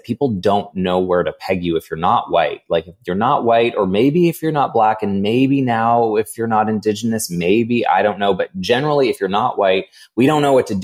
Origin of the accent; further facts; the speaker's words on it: Edmonton, Alberta, Canada; I was born in Edmonton